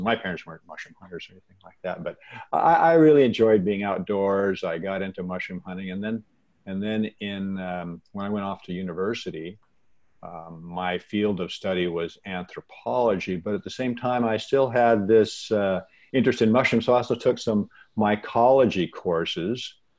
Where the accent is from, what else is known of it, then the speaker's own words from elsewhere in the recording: Washington, United States; I was born and raised in the Pacific Northwest of the United States, in Washington, actually. And we are an evergreen area. We get lots of rain. We have lots of forests.